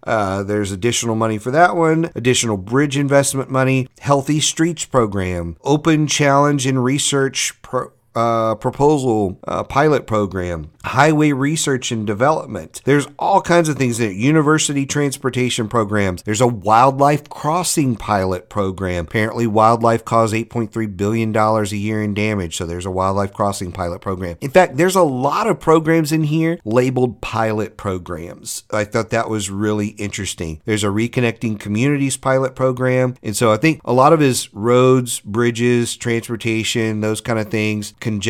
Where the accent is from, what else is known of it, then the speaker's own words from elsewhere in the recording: Louisiana, United States; I'm from Louisiana and our evacuation routes are horrible down there.